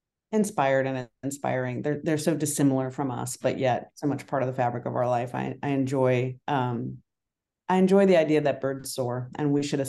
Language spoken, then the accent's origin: English; Colorado, United States; also born or lived in Idaho; growing up in Colorado, Idaho, and around the Western states, I spent time with my grandmother who lived on a farm in Colorado